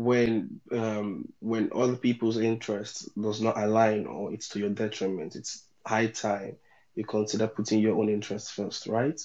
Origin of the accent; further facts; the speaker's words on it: Nigeria; moved away as an adult; the environment which we come from, where we grew up in Nigeria, where it's like being born in Nigeria